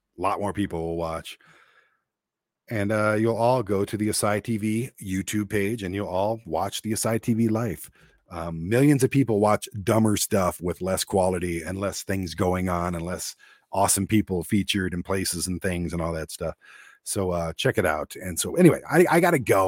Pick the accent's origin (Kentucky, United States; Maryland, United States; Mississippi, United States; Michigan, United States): Michigan, United States; Detroit; growing up in Detroit where I was, um, vastly a minority